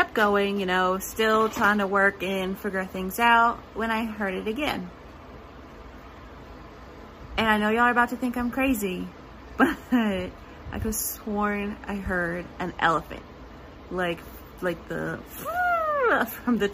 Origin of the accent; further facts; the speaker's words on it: Silsbee, Texas, United States; I was born and raised here in Silsby, Texas